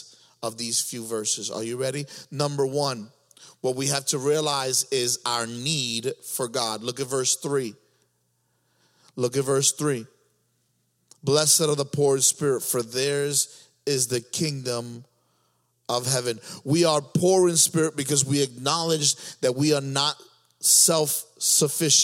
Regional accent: New York, United States; moved away; I was from New York

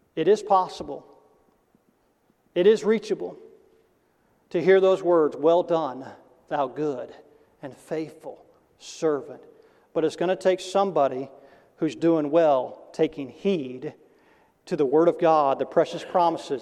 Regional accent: Tennessee, United States; when I was growing up in Tennessee, you know, the South

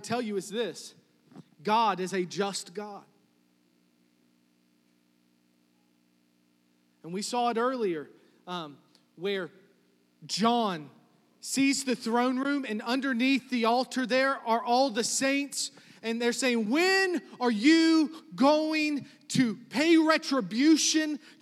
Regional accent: New Kent, Virginia, United States; I'm from New Kent

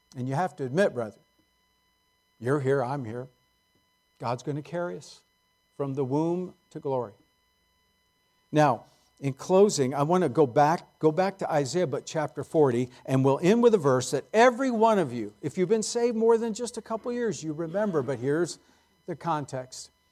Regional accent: San Jose, California, United States; I grew up in San Jose before it was Silicon Valley.

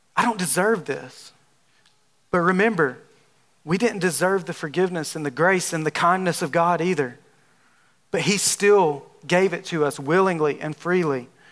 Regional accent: Alabama, United States; accent: southern drawl; moved away as an adult; now in Texas, United States; I'm from Alabama. If you haven't, if you can't tell by my southern drawl, I'm from Alabama. And I have, I've been in Texas for about nine months

